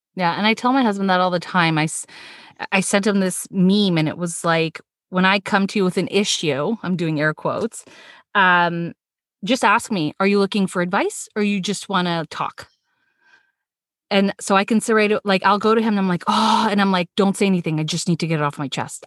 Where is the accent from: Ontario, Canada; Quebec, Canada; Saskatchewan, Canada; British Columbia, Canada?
Ontario, Canada; Toronto; born in Toronto, lived most of my life